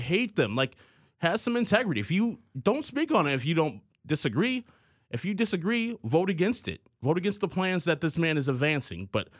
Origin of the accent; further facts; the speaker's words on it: Illinois, United States; We grew up here in Illinois with Republicans who I disagreed with, but also I respected.